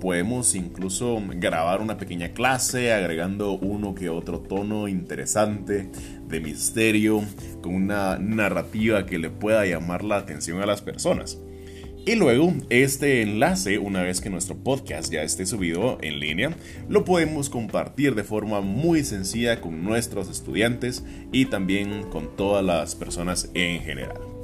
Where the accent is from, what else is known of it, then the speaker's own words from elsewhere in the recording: Guatemala; also born or lived in Quetzaltenango, Guatemala; Yo soy guatemalteco de todo corazón